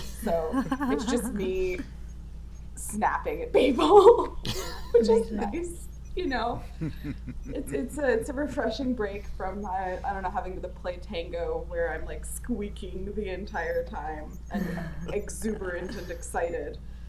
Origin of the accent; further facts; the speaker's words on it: Louisiana, United States; accent: Louisiana; also born or lived in Florida; now in Pacific Northwest, United States; I moved up here from fucking Florida. I grew up in Louisiana.